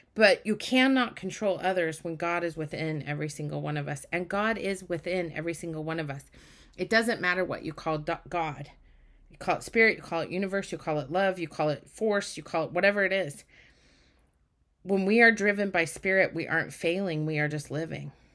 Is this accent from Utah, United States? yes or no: yes; Utah, United States; I grew up in Utah